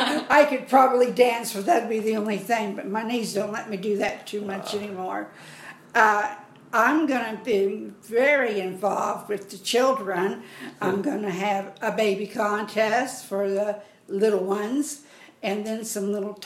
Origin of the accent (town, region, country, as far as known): Pleasanton, Kansas, United States; born or raised there; also born or lived in Pittsburg, Kansas; now in La Harpe, United States